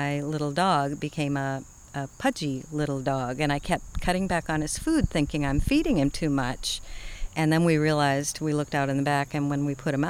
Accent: Boston, Massachusetts, United States; moved away as an adult; also born or lived in southern Indiana; now in Indiana, United States; I'm from Boston

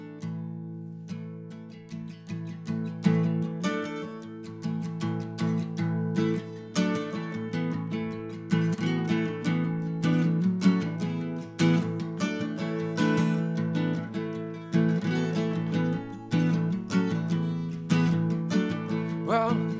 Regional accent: Connecticut, United States; moved away as an adult; also born or lived in Louisiana; now in Massachusetts, United States; I grew up in Connecticut, so it's not like I don't know about the cold, but the 2 years I spent in Louisiana ruined me.

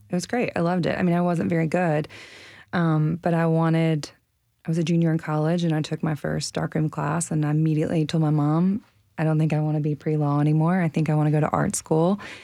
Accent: the South, United States; now in Nashville, United States; I'm from the South

